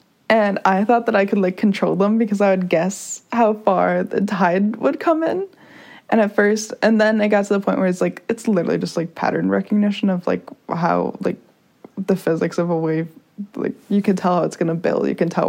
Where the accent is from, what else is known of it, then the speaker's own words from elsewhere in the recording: San Diego, California, United States; also born or lived in La Jolla; I was born in Pacific Beach. And we had a house there